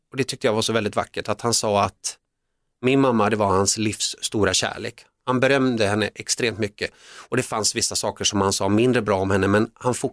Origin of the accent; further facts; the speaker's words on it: Finland; born there; det visade sig efteråt sen när jag forskade i, i min uppväxt att jag var född i Finland men vi bodde delvis en kort period